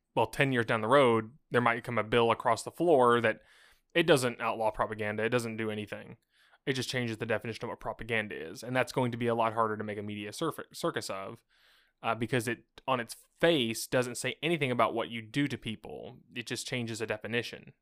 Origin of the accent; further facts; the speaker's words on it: United States; I'm an American, I grew up hearing about how bad communism was all my life.